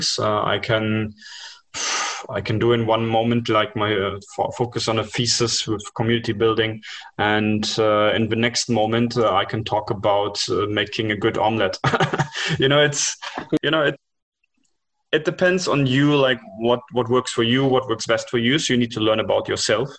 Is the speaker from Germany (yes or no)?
yes; Germany; moved away; also born or lived in India / China; I was born up in Germany with that culture